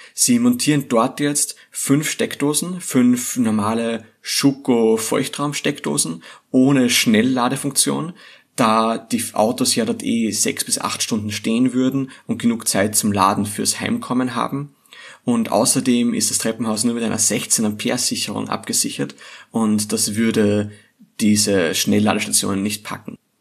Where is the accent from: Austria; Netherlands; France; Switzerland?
Austria; hier bei uns in Österreich